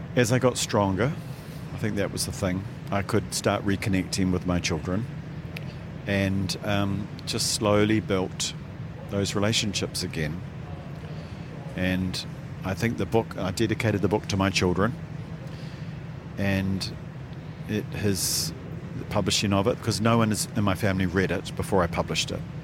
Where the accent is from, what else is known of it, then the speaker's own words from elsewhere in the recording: New Zealand; my hometown